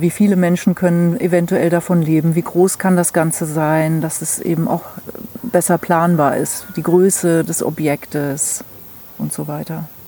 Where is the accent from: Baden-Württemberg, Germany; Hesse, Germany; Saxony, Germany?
Hesse, Germany; moved away as an adult; also born or lived in Hamburg / Mecklenburg; now in Mecklenburg-Vorpommern, Germany; ursprünglich komme ich aus Hessen